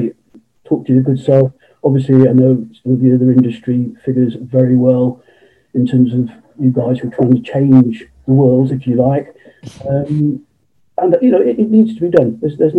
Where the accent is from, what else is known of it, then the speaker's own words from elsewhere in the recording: Cheltenham, South West England, United Kingdom; born and bred in Cheltenham in Gloucestershire